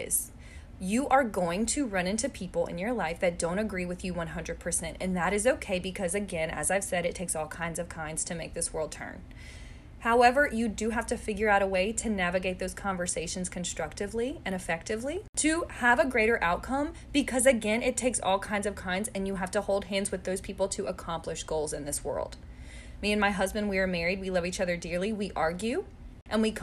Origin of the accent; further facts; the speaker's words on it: United States; I came from America